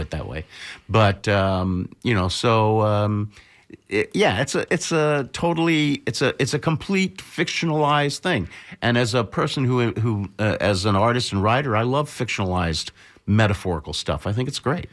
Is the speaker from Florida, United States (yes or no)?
yes; Bradenton, Florida, United States; I grew up in Bradenton, Florida, one hour south of here